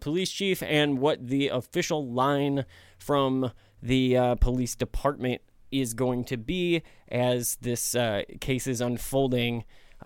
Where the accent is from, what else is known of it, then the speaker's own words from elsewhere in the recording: Missouri, United States; now I'm from Missouri. We live close to St. Louis. I live in the suburbs of St. Louis